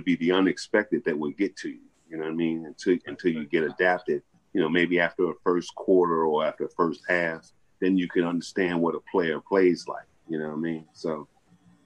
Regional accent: Atlantic City, New Jersey, United States; I'm here locally, where I'm at here, when I was born and raised here in Atlantic City

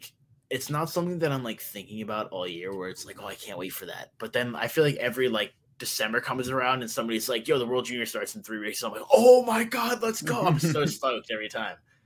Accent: United States; as an American

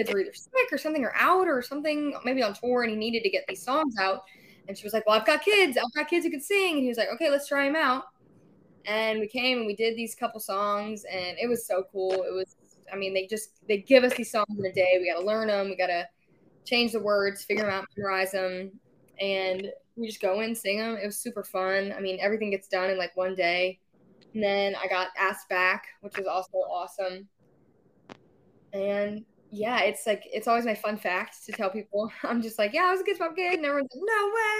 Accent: Ponchatoula, Louisiana, United States; moved away as an adult; now in Nashville, United States; My hometown is Ponchatoula. It's like super, super tiny town

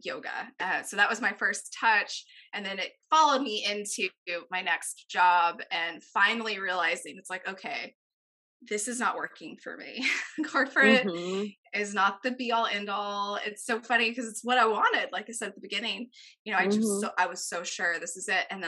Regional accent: a small town in Texas, United States; moved away as an adult; also born or lived in Atlanta, Georgia; coming from a small town in Texas and going to college in a small town in Texas. After college, I moved from Texas to Atlanta

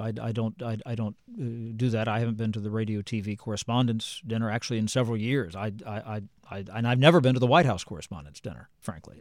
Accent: Jacksonburg, Ohio, United States; moved away as an adult; now in Washington, United States; Jacksonburg, Ohio, which is east of Oxford, smallest incorporated village in the state, population of fifty-two

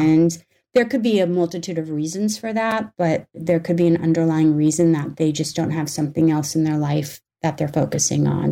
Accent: North Dakota, United States; I grew up in North Dakota for the most part

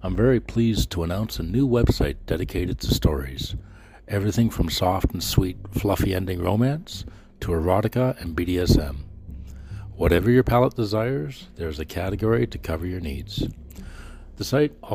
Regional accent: Canada; I'm proudly Canadian

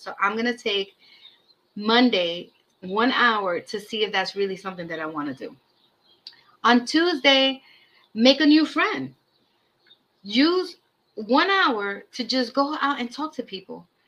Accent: New York City, New York, United States; also born or lived in Brooklyn; I was raised in Washington Heights and now I live in the Bronx

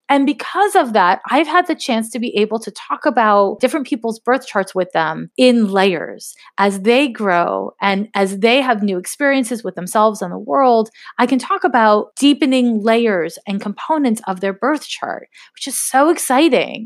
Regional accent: Canada; now in United States; I grew up in Canada

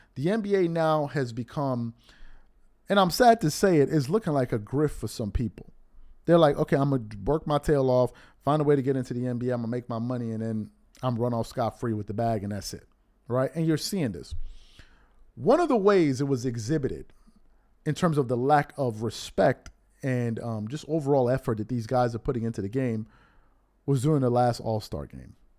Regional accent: New York City, New York, United States; growing up in New York

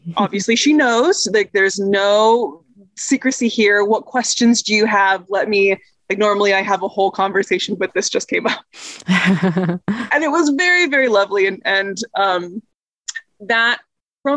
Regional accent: Indiana, United States; moved away as an adult; also born or lived in Chicago; I grew up in Indiana

